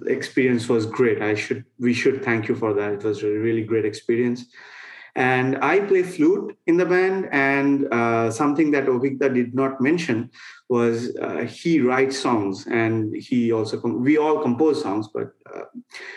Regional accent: Kolkata, West Bengal, India; moved away as an adult; also born or lived in Auburn, Alabama; I'm from Kolkata. We all are from that city

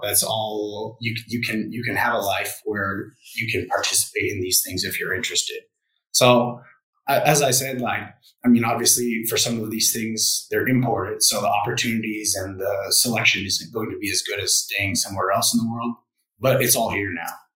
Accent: United States; moved away as an adult; now in Vietnam; I'm an American working here

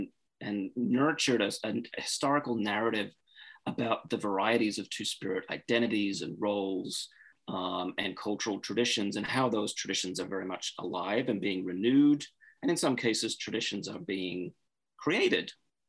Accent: Australia; I'm originally from Australia. And I grew up in Australia during a really turbulent time in Indigenous Australian history.

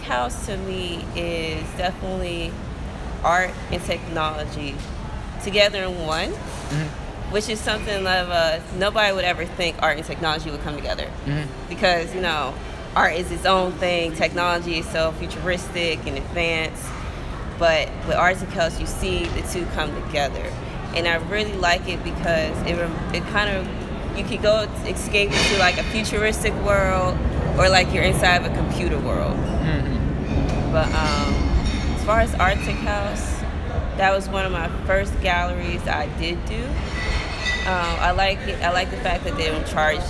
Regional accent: New Jersey, United States; moved away as an adult; also born or lived in Richmond, Virginia; I'm from Jersey originally, born and raised and everything

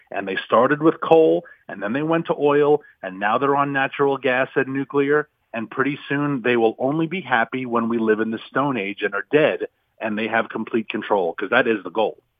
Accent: Virginia, United States; my home state of Virginia

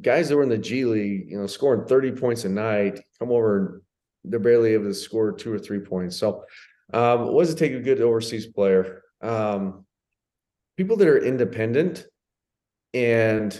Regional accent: United States; moved away as an adult; also born or lived in Italy / Spain; I'm as American as they come

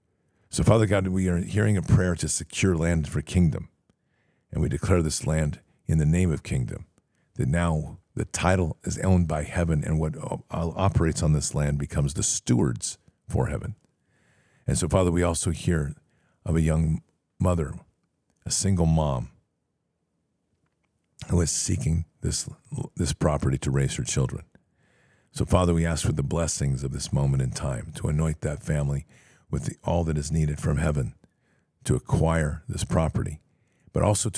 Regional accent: Texas, United States; also born or lived in Tennessee; I have moved back to my hometown in Texas from Tennessee, where the diagnosis of 2022 was.

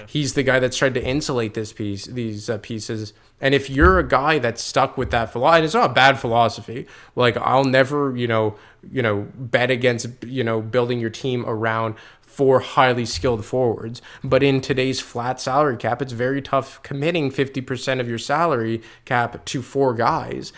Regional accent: Quebec, Canada; I'm from Quebec.

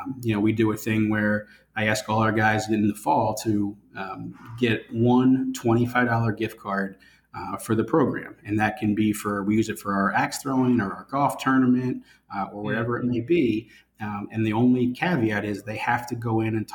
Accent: Pennsylvania, United States; now in Florida, United States; I'm from Pennsylvania originally

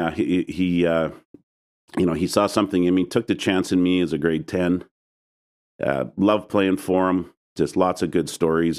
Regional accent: Regina, Saskatchewan, Canada; moved away; also born or lived in British Columbia; Even though I'm from Saskatchewan

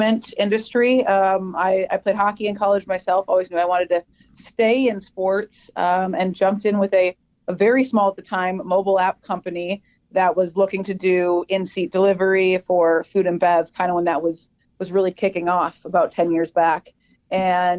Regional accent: Minnesota, United States; I'm from Minnesota.

